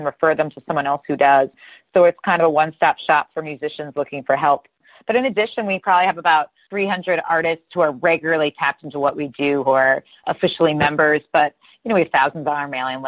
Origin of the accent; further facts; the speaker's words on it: New England, United States; also born or lived in Chicago / Nashville / New York; now in Minnesota, United States; I'm actually not a native Minnesotan. I grew up in New England, and I've lived a lot of places, Chicago, Nashville, spent a lot of time in New York.